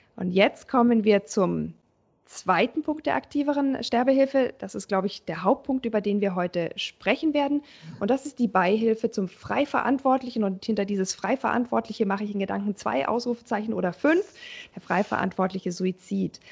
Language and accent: German; Germany; bei uns in Deutschland